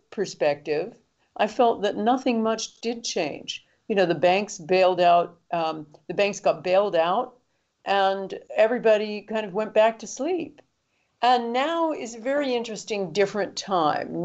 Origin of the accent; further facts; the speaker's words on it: London, United Kingdom; my hometown of London